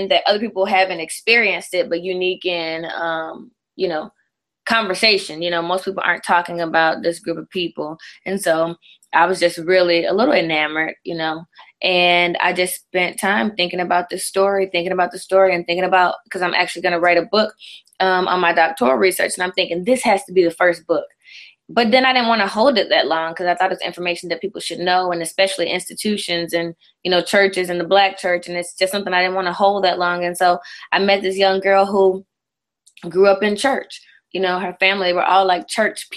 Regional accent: the South, United States; I'm from the South.

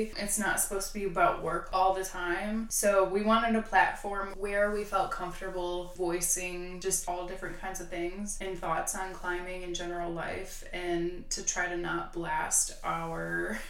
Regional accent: Milwaukee, Wisconsin, United States; moved away as an adult; now in Georgia, United States; I grew up in Milwaukee, Wisconsin, and traveled for work, and I found myself here.

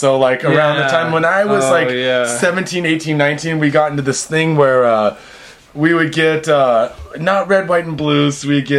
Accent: Seattle, Washington, United States; now in Japan; Dude, I'm from Seattle

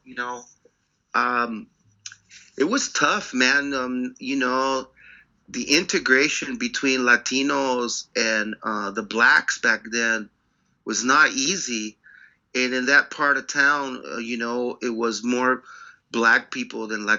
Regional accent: Pacoima, California, United States; moved away as an adult; also born or lived in London; I grew up just outside of Los Angeles, in Los Angeles County, a town called Pacoima. And Pacoima is it's very at the time, you know, it was very it was a hard place to grow up.

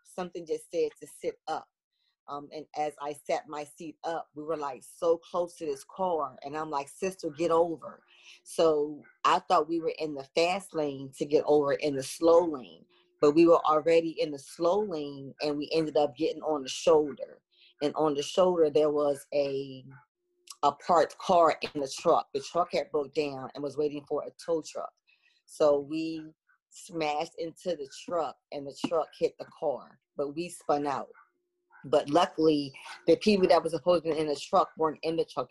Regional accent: Chester, Pennsylvania, United States; I am from Chester, Pennsylvania. I was born and raised here

